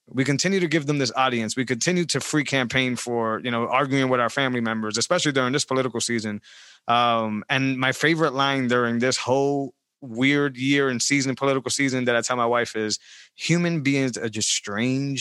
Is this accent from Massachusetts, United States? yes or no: yes; Worcester, Massachusetts, United States; I grew up in Great Brook Valley.